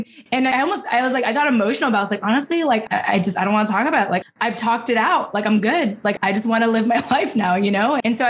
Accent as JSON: {"language": "English", "country": "Philippines", "said": "you know, being Filipino, like, I have the rest of my life to figure this out."}